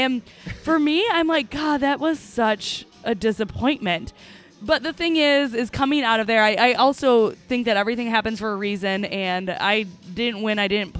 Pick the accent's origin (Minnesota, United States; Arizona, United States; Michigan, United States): Michigan, United States; Grand Haven; Miss Coast Guard City, USA, year 2000. Coast Guard. Yeah. My hometown